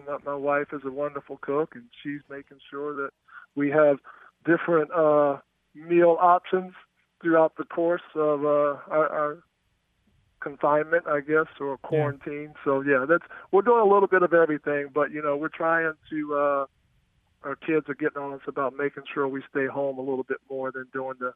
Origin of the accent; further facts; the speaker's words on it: Greensboro, North Carolina, United States; growing up in Greensboro